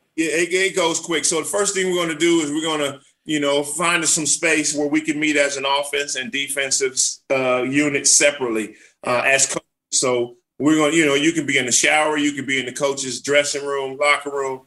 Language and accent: English; Los Angeles, California, United States; I was able to grow up there with my brother, my mother, uh, single parent home